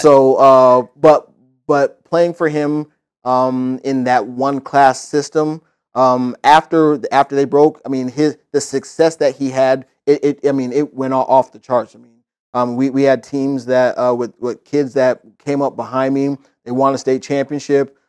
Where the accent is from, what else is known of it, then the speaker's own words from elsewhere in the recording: Indiana, United States; now in Florida, United States; growing up in Indiana, playing basketball